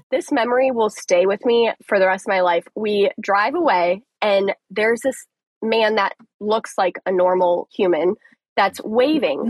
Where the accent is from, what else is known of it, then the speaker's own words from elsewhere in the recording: Colorado, United States; now in Tampa, United States; It's actually where I'm from. I'm from Colorado.